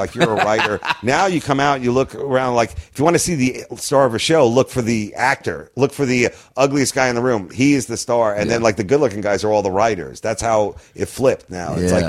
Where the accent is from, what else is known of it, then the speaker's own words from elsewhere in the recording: Long Island, New York, United States; moved away; I'm from Long Island, so, like, whenever I go back there and do shows, I immediately snap into, like, my Long Island humor